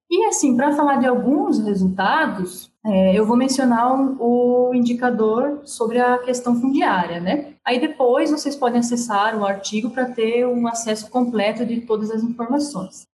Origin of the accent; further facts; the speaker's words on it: Paraná, Brazil; now in Brazilian semi-arid region; eu sou do Paraná, estou há pouco tempo na região